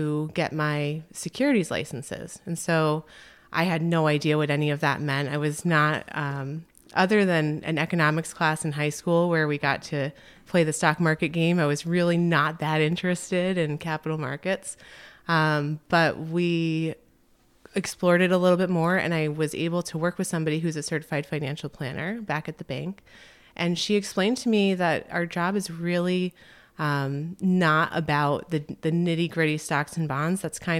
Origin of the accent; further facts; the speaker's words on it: Connecticut, United States; So I grew up in Connecticut. And my parents moved around a lot as I was a kid.